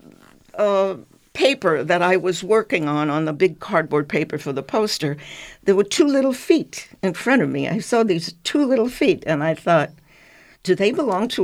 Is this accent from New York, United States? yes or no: yes; New York, United States; I'm from New York.